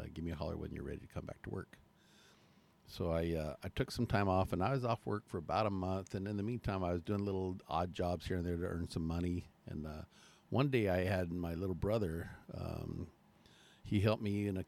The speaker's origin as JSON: {"language": "English", "town": "Chandler", "region": "Arizona", "country": "United States", "tie": "born or raised there", "also_born_or_lived": "Mesa, Arizona", "said": "I was born in Mesa, raised in Chandler"}